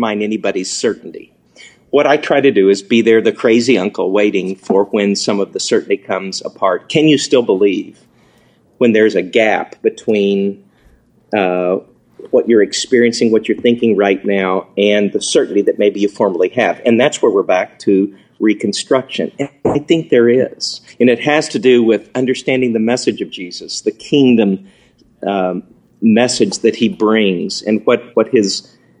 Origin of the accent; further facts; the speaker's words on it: the Ozarks, United States; I'm from the Ozarks.